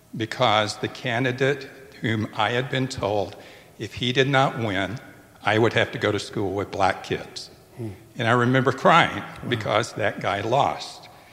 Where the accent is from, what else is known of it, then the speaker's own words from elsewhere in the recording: Tupelo, Mississippi, United States; my hometown